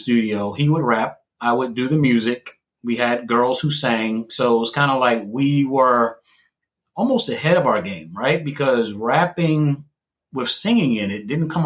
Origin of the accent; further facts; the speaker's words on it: Philadelphia, Pennsylvania, United States; I was born actually in Southwest, which isn't far from where actually Jazzy Jeff grew up.